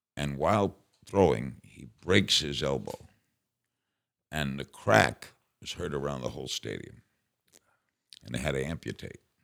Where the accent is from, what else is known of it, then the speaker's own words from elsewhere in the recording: New York City, New York, United States; I grew up in Brooklyn.